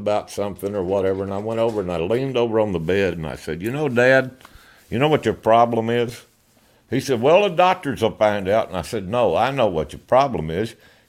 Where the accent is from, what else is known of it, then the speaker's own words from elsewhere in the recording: Stephenville, Texas, United States; also born or lived in Morgan Mill, Texas; I was born in Stephenville, Texas, but at the time, my folks lived in a little burg outside of Stephenville called Morgan Mill.